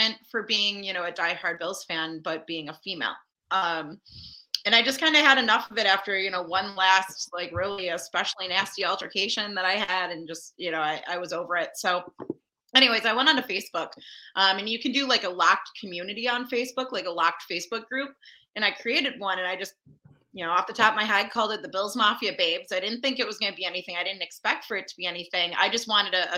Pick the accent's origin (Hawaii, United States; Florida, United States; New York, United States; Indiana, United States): New York, United States; Orchard Park; I was born and raised in Orchard Park, a couple miles from the stadium